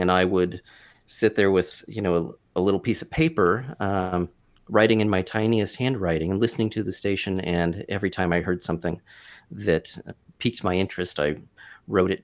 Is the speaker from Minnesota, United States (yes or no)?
no; Wyoming, Ohio, United States; I grew up in Wyoming, Ohio, which is a northern suburb of Cincinnati